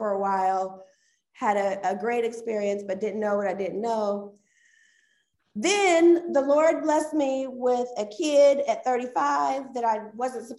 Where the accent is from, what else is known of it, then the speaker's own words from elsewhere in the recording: Dayton, Ohio, United States; moved away as an adult; also born or lived in Indianapolis, Indiana; I'm originally from Dayton, Ohio. So lived there all the way up until 2004, moved to Indianapolis